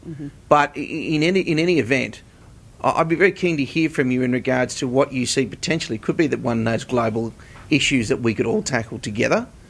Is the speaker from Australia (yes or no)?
yes; Australia; as Australians